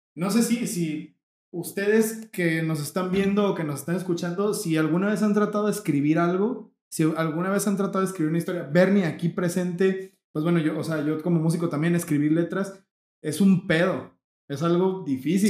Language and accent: Spanish; Mexico; nosotros somos mexicanos